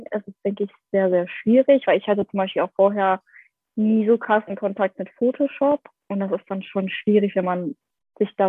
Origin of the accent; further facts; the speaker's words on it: Essen, North Rhine-Westphalia, Germany; Ja, ich komme aus Essen.